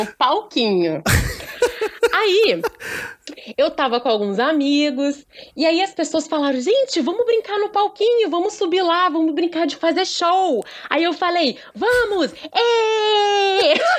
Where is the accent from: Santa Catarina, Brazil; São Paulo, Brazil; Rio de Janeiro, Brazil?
Rio de Janeiro, Brazil; Porciúncula; moved away; eu sou uma pessoa do interior, né? Lá do interior do estado do Rio, um lugarzinho chamado Porciúncula, que ninguém sabe onde que fica. Estava eu na minha cidade natal